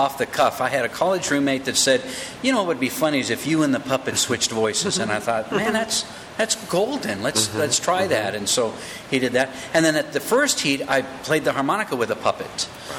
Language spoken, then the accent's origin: English; Huntington Beach, California, United States; also born or lived in Yucca Valley; I grew up in Huntington Beach